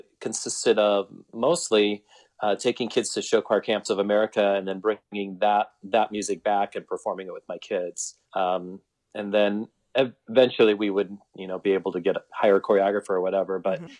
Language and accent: English; Iowa, United States; moved away as an adult; now in Omaha, United States; my plan was to come to Omaha, come to Westside and get big school experience and then return back to my hometown in Iowa and teach. And then 22 years later, I'm still here.